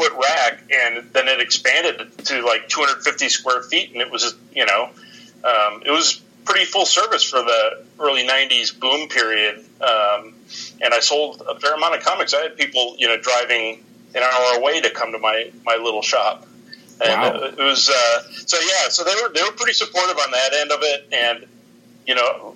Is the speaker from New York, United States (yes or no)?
no; northern Wisconsin, United States; moved away as an adult; also born or lived in Milwaukee, Wisconsin / Ohio; So when I was 8 years old, we moved up to northern Wisconsin. I grew up in around Milwaukee, and then we moved up to northern Wisconsin